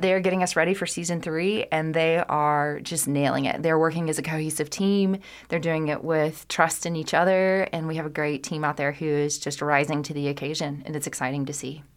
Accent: Kentucky, United States; my home state, and I couldn't be more proud to be a Kentuckian

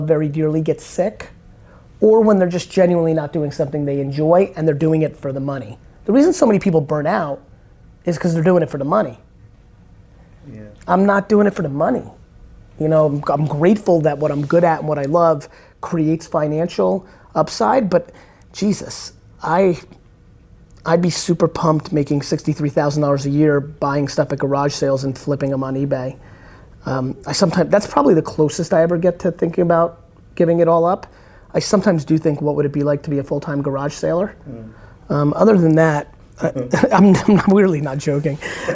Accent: United States; also born or lived in Soviet Union; I came to the States when I was 3

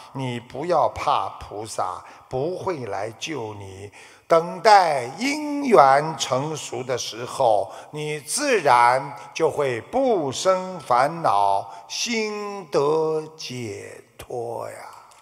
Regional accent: China; 我们中国人

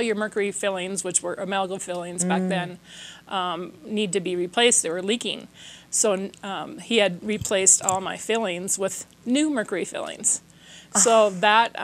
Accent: Minnesota, United States; I'm from Minnesota, so we would have these really heavy-duty winters

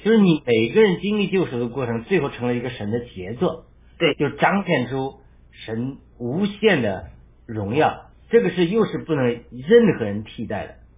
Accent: China; 我们中国人

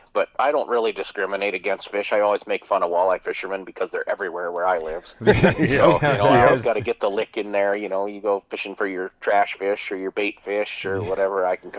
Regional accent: Grand Forks, North Dakota, United States; I am from Grand Forks, North Dakota, up on the Red River of the North.

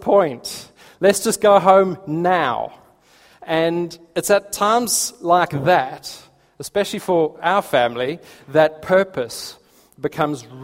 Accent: Port Elizabeth, Eastern Cape, South Africa; moved away as an adult; now in Sutton Coldfield, United Kingdom; We come from South Africa originally, lived in Port Elizabeth.

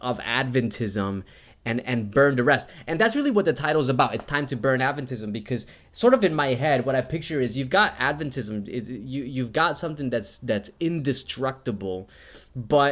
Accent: New Jersey, United States; now in Australia; I'm from Jersey and I went to public school in Jersey

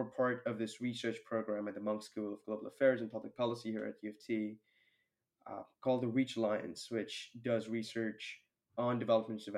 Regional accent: Mumbai, Maharashtra, India; moved away as an adult; also born or lived in Toronto, Canada; I grew up in India, and especially living in a city like Mumbai.

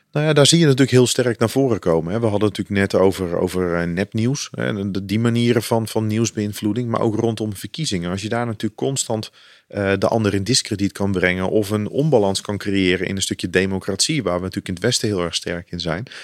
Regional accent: Netherlands; wij natuurlijk als Nederland

